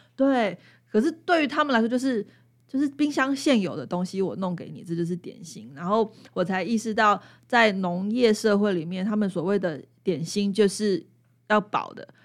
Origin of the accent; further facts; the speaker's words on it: Taipei, Taiwan; now in Hualien, Taiwan; 因为我是台北人，那我从小就是喝惯，嗯，就是自来水烧开